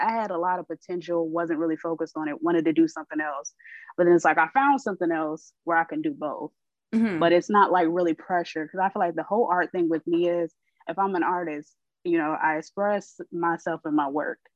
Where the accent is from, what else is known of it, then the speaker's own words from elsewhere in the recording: Columbus, Ohio, United States; now in Florida, United States; I am originally from Columbus, Ohio, but I, I reside in Florida